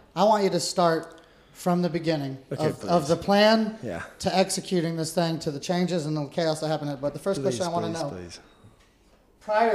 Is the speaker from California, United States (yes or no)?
yes; Quincy, California, United States; I'm from Plumas County. That's where I was born. So, Quincy